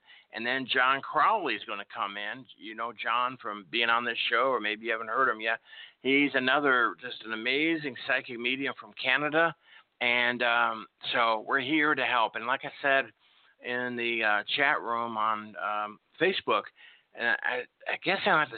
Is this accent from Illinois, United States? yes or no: yes; Chicago, Illinois, United States; Chicago, my hometown where I was born.